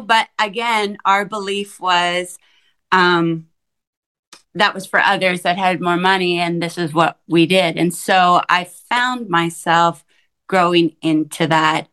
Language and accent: English; Saskatchewan, Canada; I grew up in small town Saskatchewan, a town of like 5,000 people